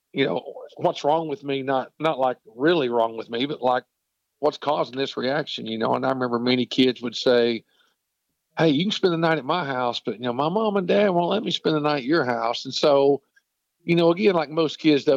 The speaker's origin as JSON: {"language": "English", "town": "Knoxville", "region": "Tennessee", "country": "United States", "tie": "born or raised there", "said": "I grew up in Knoxville, Tennessee"}